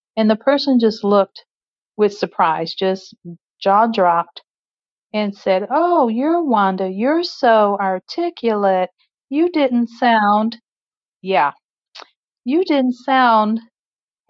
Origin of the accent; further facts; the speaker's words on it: Midwest, United States; also born or lived in West Coast; I'm from the Midwest, born and raised here